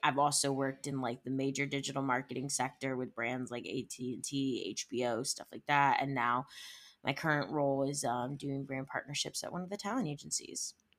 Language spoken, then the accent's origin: English; Cleveland, Ohio, United States; also born or lived in Arizona; now in Los Angeles, United States; grew up in Ohio, in the Cleveland area